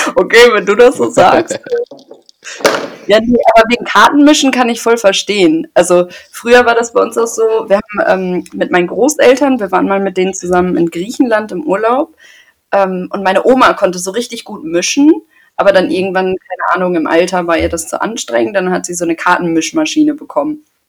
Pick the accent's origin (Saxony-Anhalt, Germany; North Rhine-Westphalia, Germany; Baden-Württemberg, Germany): North Rhine-Westphalia, Germany; Paderborn; ich komme aus Paderborn